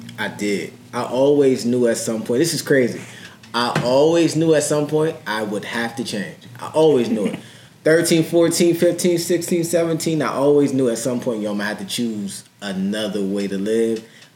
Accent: Harrisburg, Pennsylvania, United States; From Harrisburg. Grew up on the hill. Went to Harrisburg High.

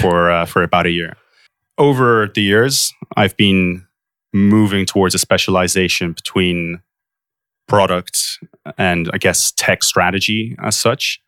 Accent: Poland; moved away as an adult; also born or lived in London, United Kingdom / Warwick, United Kingdom; now in Bay Area, United States; I grew up most of my life in Poland, and I went through the British school system

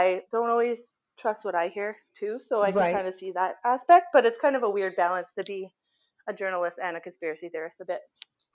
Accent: Canada; we're Canadian

